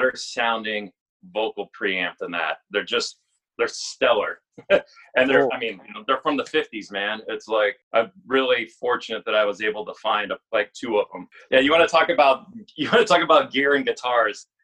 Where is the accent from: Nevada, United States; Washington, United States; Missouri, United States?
Nevada, United States; Las Vegas; moved away as an adult; also born or lived in Detroit; now in Chicago, United States; I grew up in Las Vegas